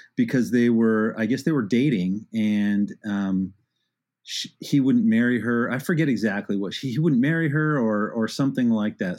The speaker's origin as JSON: {"language": "English", "town": "Arcadia", "region": "California", "country": "United States", "tie": "born or raised there", "said": "in the suburb like Arcadia"}